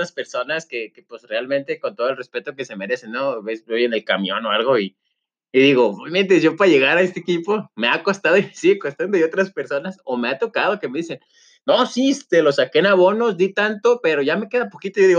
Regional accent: Mexico; soy mexicano, orgulloso, siempre lo he dicho

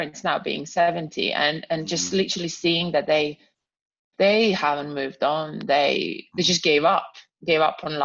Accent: Croatia; English is a second language; moved away as an adult; also born or lived in Serbia; now in England; I was born in Croatia, and lucky unlucky, I was 11 when a war started in Croatia.

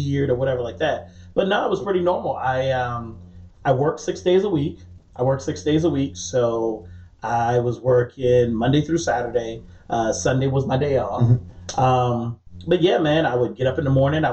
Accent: Charleston, South Carolina, United States; also born or lived in James Island, South Carolina / Goose Creek, South Carolina; I was born in like the West Ashley. I grew up in the Johns James Island area. Spent a little bit of time in Wamala when I was a kid

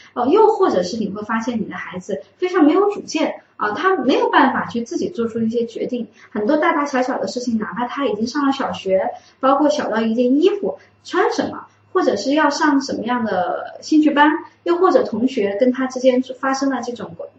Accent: Wuhan, Hubei, China; 我们武汉的方言

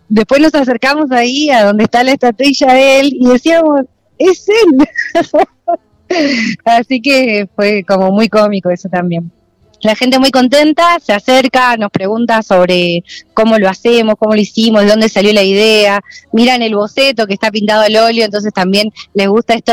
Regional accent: Trevelin, Chubut, Argentina; also born or lived in Esquel; venimos desde Trevelin y desde Esquel, desde Chubut, así que bueno, muy emocionante todo.

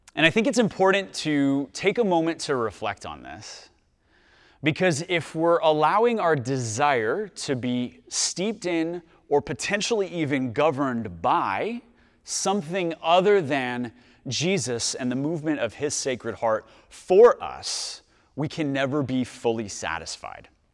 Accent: Dallas, Texas, United States; I'm from Dallas.

